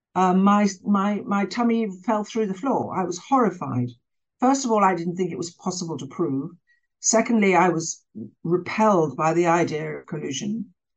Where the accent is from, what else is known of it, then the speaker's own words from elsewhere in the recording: England, United Kingdom; moved away; I was brought up in Britain